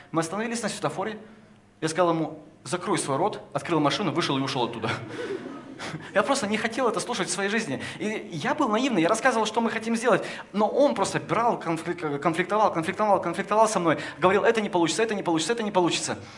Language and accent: Russian; Kopeysk, Chelyabinsk Oblast, Russia; now in Moscow, Russia; Я родился в Копейске